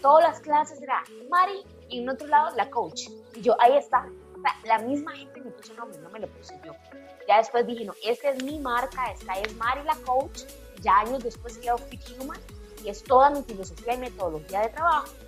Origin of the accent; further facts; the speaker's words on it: Pérez Zeledón, San José, Costa Rica; Yo soy de Pérez de Don, soy del campo